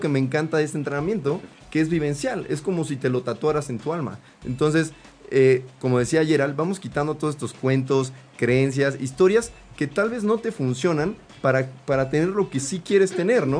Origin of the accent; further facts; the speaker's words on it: Mexico; como mexicanos